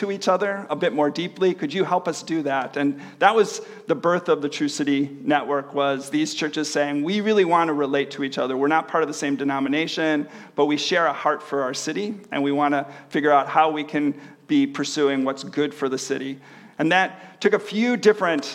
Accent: Chicago, Illinois, United States; moved away as an adult; also born or lived in Manila, Philippines; now in Hamilton, Canada; I'm originally from the Chicago area

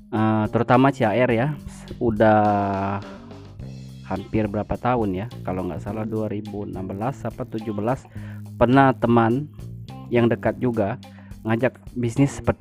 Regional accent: Tanjung Mas, South Sumatra, Indonesia; born there; Jadi kami itu desa-desa yang sangat terpencil. Itu desa Tanjung Mas itu tempat kelahiran saya.

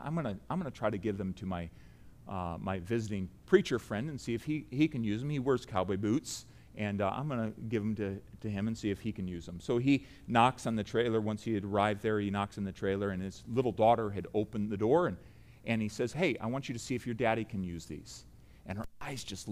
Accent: United States; I say that as an American

